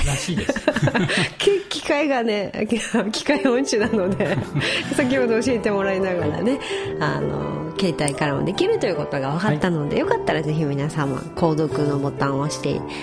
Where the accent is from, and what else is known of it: Miyakojima, Okinawa, Japan